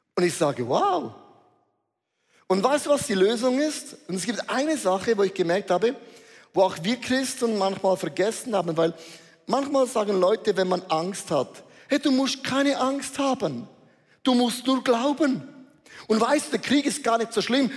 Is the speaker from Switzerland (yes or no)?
yes; Switzerland; hat unser Bundesrat gesagt